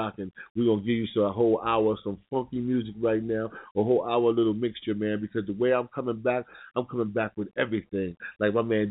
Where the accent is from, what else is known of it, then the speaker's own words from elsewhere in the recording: New York City, New York, United States; I'm from New York City, Harlem.